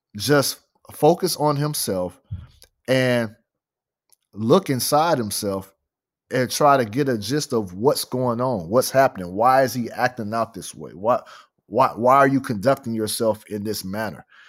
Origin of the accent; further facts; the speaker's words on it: Fresno, California, United States; I'm from Fresno, California